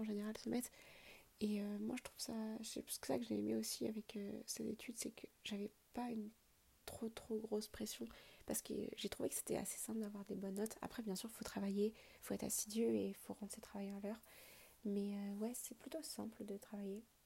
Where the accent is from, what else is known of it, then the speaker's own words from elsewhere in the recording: France; also born or lived in Quebec; en tant que Français